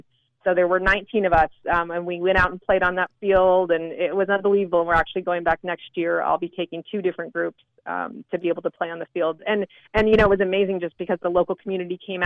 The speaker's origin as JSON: {"language": "English", "area": "suburbs outside of Los Angeles, Ventura County", "region": "California", "country": "United States", "tie": "born or raised there", "lives_now": "San Diego, United States", "said": "I grew up in the suburbs outside of Los Angeles. We have Ventura County, so it was kind of your basic suburbs for California"}